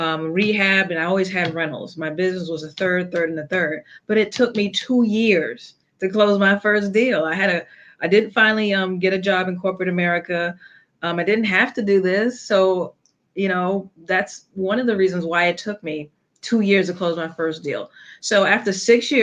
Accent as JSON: {"language": "English", "town": "New York City", "region": "New York", "country": "United States", "said": "I'm originally from New York City"}